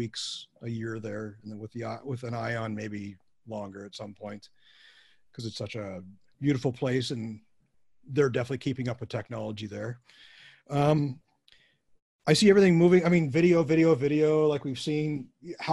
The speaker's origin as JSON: {"language": "English", "country": "Canada", "said": "a Canadian working for a American"}